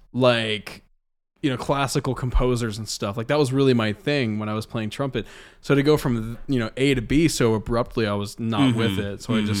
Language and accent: English; El Paso, Texas, United States; born there; also born or lived in Missouri / Alaska / Georgia / New Mexico; I was born in El Paso, Texas, lived in a couple cities around Texas. when I was much too young to remember it.